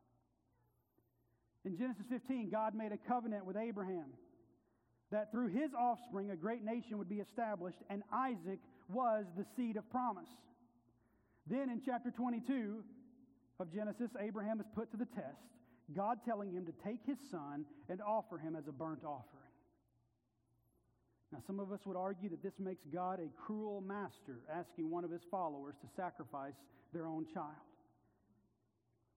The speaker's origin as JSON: {"language": "English", "region": "the South", "country": "United States", "tie": "born or raised there", "said": "I grew up in the South"}